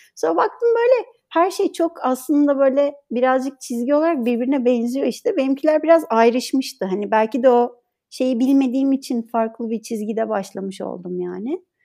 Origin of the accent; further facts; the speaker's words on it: Ankara, Turkey; moved away as an adult; also born or lived in Istanbul; now in İzmir, Turkey; ben Ankara'da okudum. Ankara doğumluyum zaten.